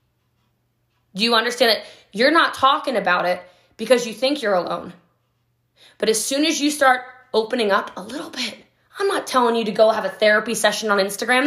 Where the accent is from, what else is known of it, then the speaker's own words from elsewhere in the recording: Hawaii, United States; I'm Hawaiian